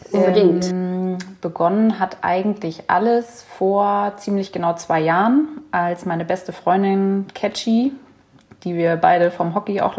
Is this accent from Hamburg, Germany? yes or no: yes; Hamburg, Germany; born there; 33 Jahre, geboren in Hamburg, ähm, Kardiologin